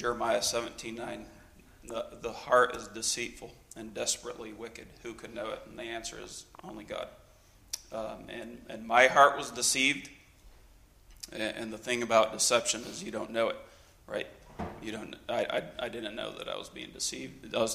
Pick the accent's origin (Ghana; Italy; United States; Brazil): Brazil; I was actually born and raised in Brazil.